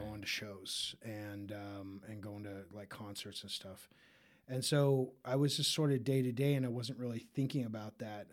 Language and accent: English; Park City, Utah, United States; also born or lived in Tennessee; now in Denver, United States; I grew up in Utah. Um, I was, I was born in Tennessee, was only there till I was, like, two